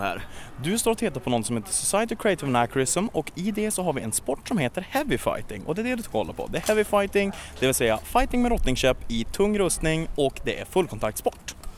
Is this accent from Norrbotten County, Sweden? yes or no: yes; Luleå, Norrbotten County, Sweden; Jag kommer från Luleå